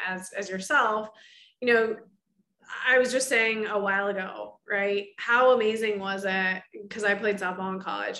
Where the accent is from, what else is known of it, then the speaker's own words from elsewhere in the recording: Oregon, United States; moved away as an adult; now in Chicago, United States; I'm originally from Oregon and grew up as an athlete myself